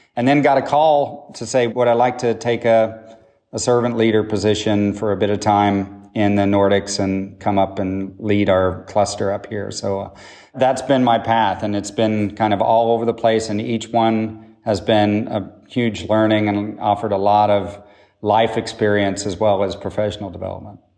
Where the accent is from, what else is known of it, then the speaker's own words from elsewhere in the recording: Oklahoma, United States; moved away as an adult; also born or lived in Boston; I grew up in Oklahoma